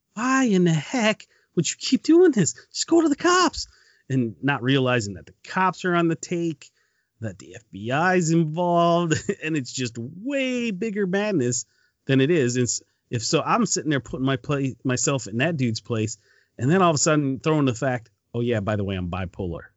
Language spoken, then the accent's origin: English; Detroit, Michigan, United States; born or raised there; moved away